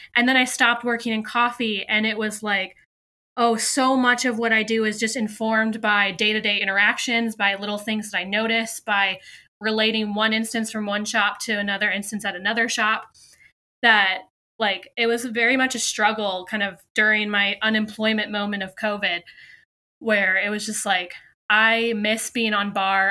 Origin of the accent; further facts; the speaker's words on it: California, United States; now in Williamsburg, United States; I am based in Williamsburg, Virginia, but I'm originally from California.